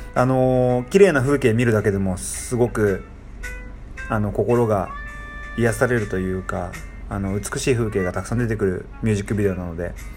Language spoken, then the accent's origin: Japanese; Tokyo, Japan; moved away as an adult; now in Indonesia; 僕は東京で育ってるんで